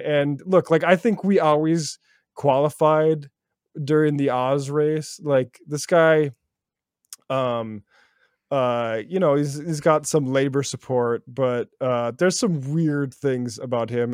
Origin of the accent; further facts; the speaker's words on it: small town near Bismarck, North Dakota, United States; moved away; which is more than lived in my hometown when I grew up there. Uh, 50,000 uh, which is about as much as Bismarck in North Dakota, the nearest big city to me